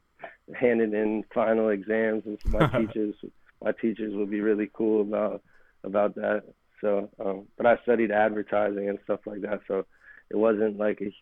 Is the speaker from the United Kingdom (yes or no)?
no; Philadelphia, Pennsylvania, United States; born or raised there; also born or lived in Miami, Florida